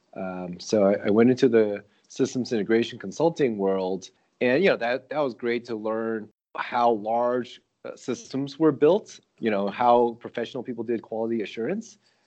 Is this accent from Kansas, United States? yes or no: no; Connecticut, United States; I grew up in Connecticut